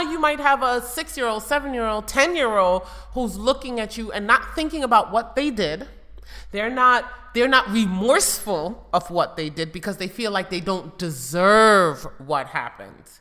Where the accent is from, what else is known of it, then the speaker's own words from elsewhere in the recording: New York City, New York, United States; growing up in New York City with drive-by shootings